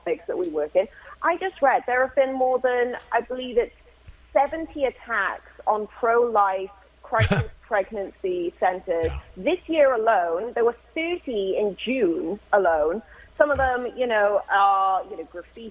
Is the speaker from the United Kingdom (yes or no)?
yes; Wales, United Kingdom; moved away; The kids that I grew up with back in my hometown, back in Wales